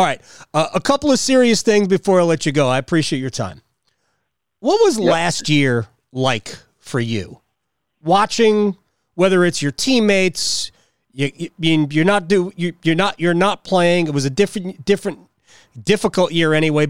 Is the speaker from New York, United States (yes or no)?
yes; New York area, United States; I grew up in the New York area.